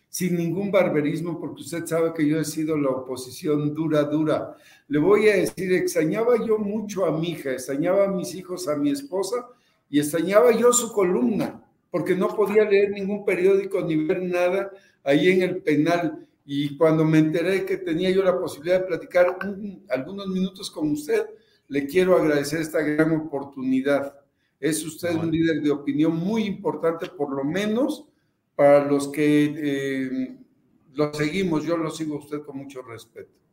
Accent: Veracruz, Mexico; also born or lived in Papantla / Xalapa; no voy a regresar a mi estado

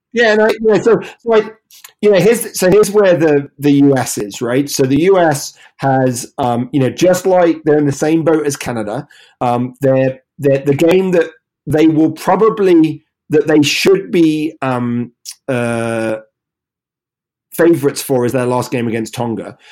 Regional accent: England, United Kingdom; moved away as an adult; now in United States; we're here in the US. Obviously, I'm English

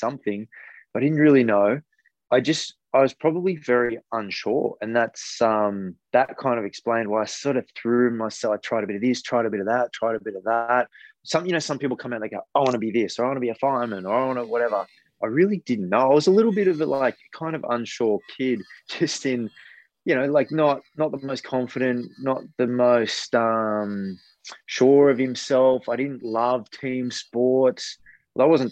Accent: Newcastle, New South Wales, Australia; I grew up in Newcastle

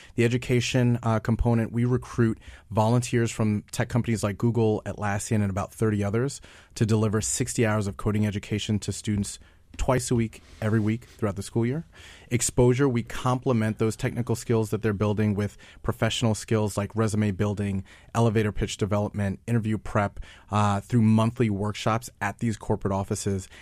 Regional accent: New York, United States; I'm from New York

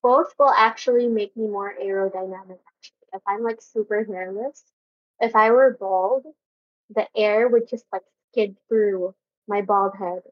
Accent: Makati, Metro Manila, Philippines; I'm from Makati

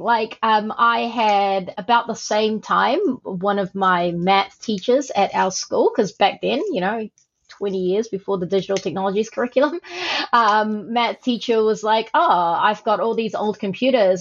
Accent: Auckland, New Zealand; also born or lived in Malaysia; I was born in Malaysia um, and I came to New Zealand, Aotearoa, when I was eight.

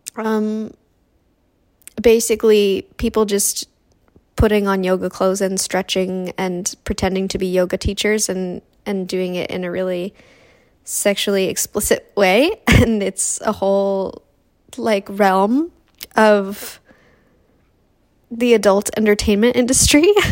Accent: Canada; now in United States; I'm originally from Canada and I now live in the States

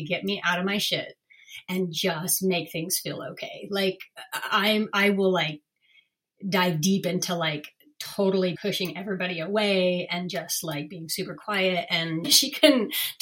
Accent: Northern California, United States; also born or lived in Berkeley, California; I grew up in Northern California

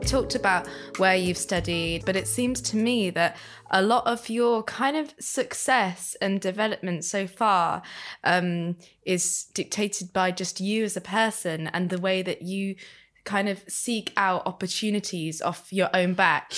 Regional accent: Leicester, East Midlands, United Kingdom; moved away; where I'm from in Leicester, there was quite a big indie scene

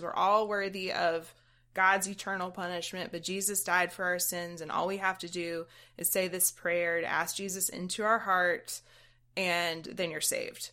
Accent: South Georgia, United States; I'm from South Georgia, where church is a thing that pretty much everybody else did

